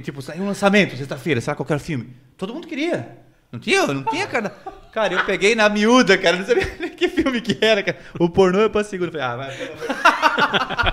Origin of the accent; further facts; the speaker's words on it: Jaraguá do Sul, Santa Catarina, Brazil; Eu sou de Jaraguá